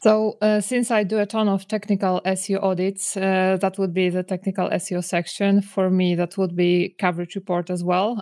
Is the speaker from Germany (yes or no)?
no; Poland; I'm from Poland.